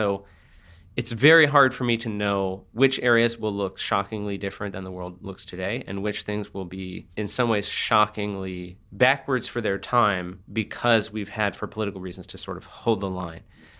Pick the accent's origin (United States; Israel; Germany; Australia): United States; San Francisco, California; I'm from San Francisco, so it's this kind of hellishly competitive situation